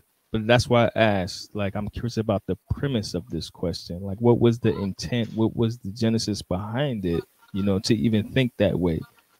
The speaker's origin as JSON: {"language": "English", "town": "Norfolk", "region": "Virginia", "country": "United States", "said": "I'm from Norfolk. If anybody knows about Virginia, Norfolk, Virginia."}